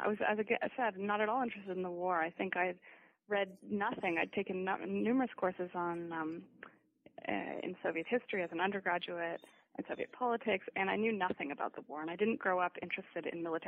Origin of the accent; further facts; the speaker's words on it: Canada; also born or lived in United States / Italy; Well, I grew up in Canada. I was born in the United States, but moved to Canada at 3 months.